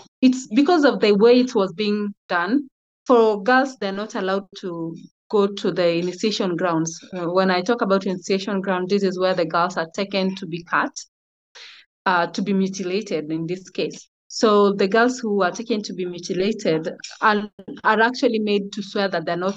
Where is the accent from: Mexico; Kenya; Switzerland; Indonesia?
Kenya; Migori County; I come from a Kuria community in Migori County, Kenya.